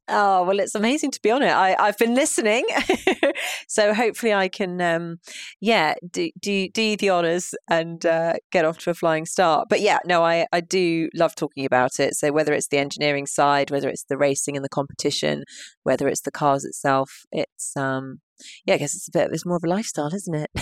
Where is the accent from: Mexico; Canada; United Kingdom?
United Kingdom; London; I am a born and bred Londoner